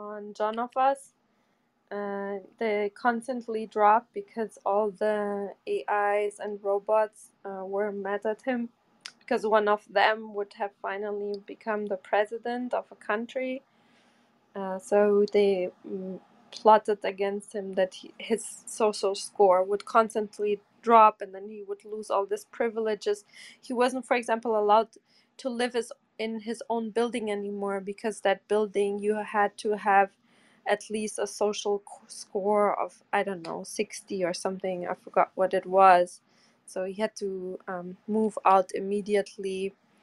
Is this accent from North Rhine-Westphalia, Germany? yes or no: yes; Bochum, North Rhine-Westphalia, Germany; moved away; the same town I grew up in Germany, Bochum